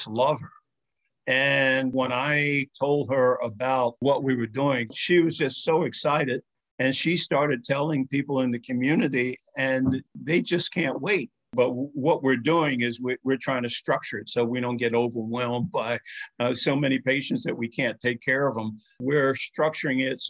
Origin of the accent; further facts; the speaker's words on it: New York City, New York, United States; the community in which I grew up in Spanish Harlem